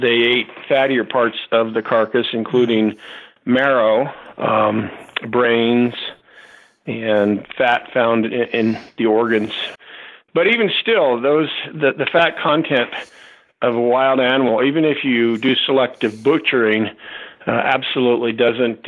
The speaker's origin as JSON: {"language": "English", "region": "Southern California", "country": "United States", "tie": "born or raised there", "said": "I grew up in Southern California"}